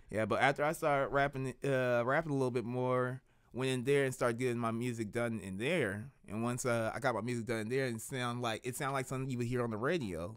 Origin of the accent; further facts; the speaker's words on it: Kansas City, Missouri, United States; I grew up in the twenties. Like, off of, uh, before they called it, uh, Martin Luther King Drive and everything, where it's actually still the Paseo